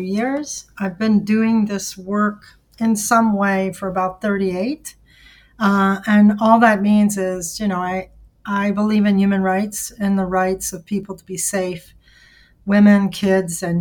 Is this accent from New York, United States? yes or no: no; Louisiana, United States; moved away as an adult; now in Milwaukee, United States; I am from Louisiana. I moved here 38 years ago, and I've been here ever since.